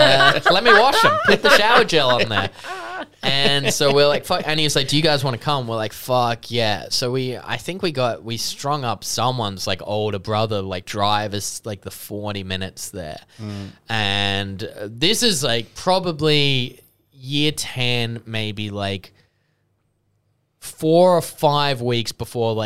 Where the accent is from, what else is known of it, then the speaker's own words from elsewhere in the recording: Sydney, New South Wales, Australia; we grew up in the Hills District, so we're like way away from everything, about like an hour and 20 to the city